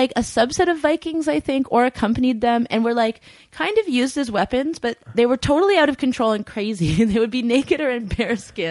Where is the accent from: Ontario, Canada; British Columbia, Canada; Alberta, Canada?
British Columbia, Canada; Vancouver; moved away; also born or lived in Pender Island / Queen Charlotte Islands; I am from the West. Like, I grew up in Vancouver, and then my dad lived on Pender Island.